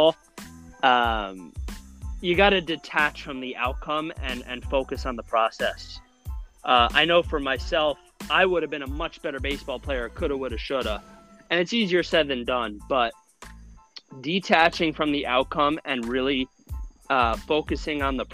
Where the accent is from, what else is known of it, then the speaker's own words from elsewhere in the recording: New Rochelle, New York, United States; I am a New Rochelle, New York native